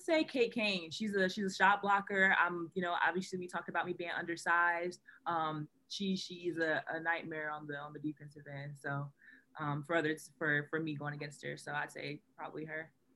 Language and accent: English; Ohio, United States; moved away as an adult; now in Michigan, United States; I'm from Ohio